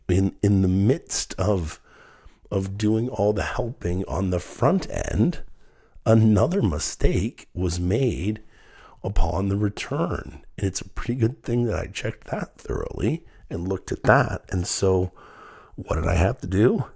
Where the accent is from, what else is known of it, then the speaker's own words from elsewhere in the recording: Dayton, Ohio, United States; my hometown of Dayton